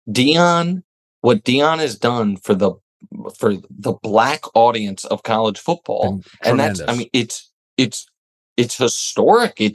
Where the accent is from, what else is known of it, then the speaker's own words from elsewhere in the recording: Kansas City, Missouri, United States; I was never a Missouri football fan, but I'm from Kansas City, Missouri.